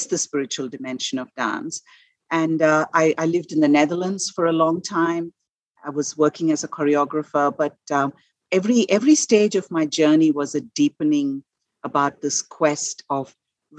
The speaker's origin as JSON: {"language": "English", "country": "India", "tie": "born or raised there", "first_language": "Malayalam", "second_language": "English", "moved": "as an adult", "said": "I was born and raised in India and lived for my first 21 years in India"}